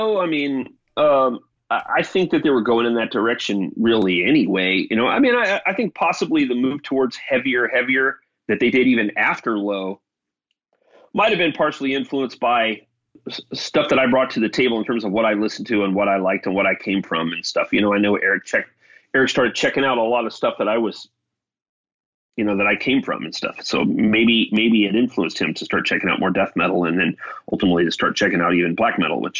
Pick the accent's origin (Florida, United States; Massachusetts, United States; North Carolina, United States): Florida, United States; also born or lived in Germany / New York / California; I was from Florida, but I had lived a very much outside Florida life because I was a military brat. So I lived 6 years in Germany. You know, I lived in New York. I lived in California.